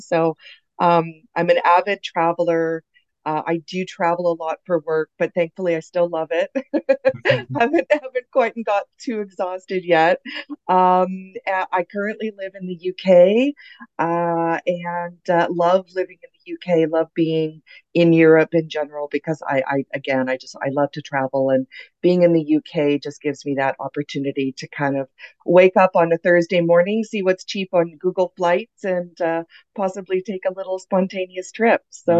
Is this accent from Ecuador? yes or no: no; Canada; I'm originally from Canada. I have been very lucky enough to kind of live all over the world.